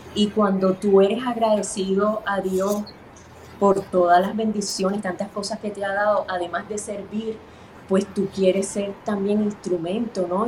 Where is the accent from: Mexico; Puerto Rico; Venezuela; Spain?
Puerto Rico; mis padres son cubanos, pero yo nací aquí en Puerto Rico.